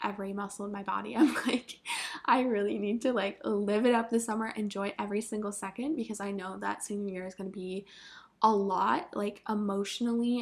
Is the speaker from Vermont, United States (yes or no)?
yes; Vermont, United States; moved away; I'm from Vermont, and the hottest it gets there is like, we'll maybe have like one day a year that it hits like 85